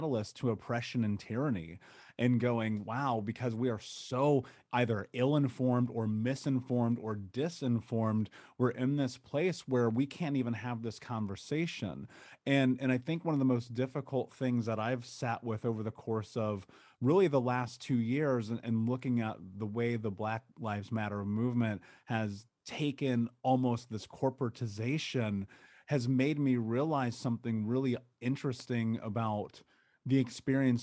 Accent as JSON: {"language": "English", "region": "Indiana", "country": "United States", "tie": "born or raised there", "said": "growing up in Indiana"}